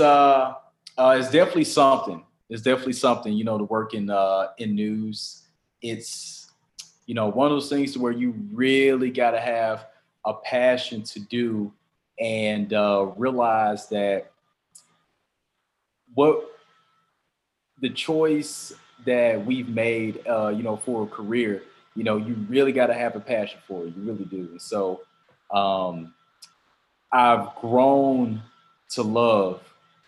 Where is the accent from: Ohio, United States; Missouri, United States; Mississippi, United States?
Mississippi, United States; Jackson; moved away as an adult; now in Monroe, United States; growing up in Jackson